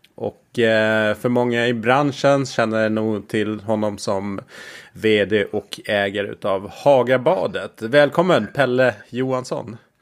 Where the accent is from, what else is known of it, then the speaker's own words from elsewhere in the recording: Gotland, Sweden; jag är uppväxt på, på Gotland